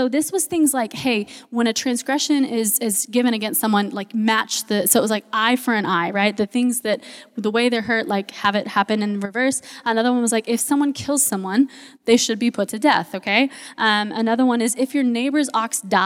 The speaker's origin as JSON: {"language": "English", "country": "United States", "said": "we as American Christians"}